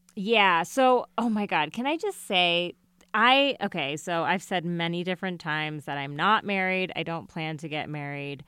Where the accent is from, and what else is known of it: United States